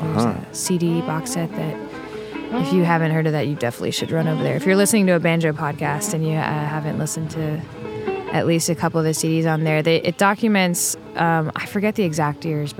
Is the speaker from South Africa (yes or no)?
no; Paris, Île-de-France, France; also born or lived in Italy / England; Yeah, I grew up mostly in Paris. I grew up moving around a little bit in Europe. I was born in Italy and lived in England and Paris and Italy.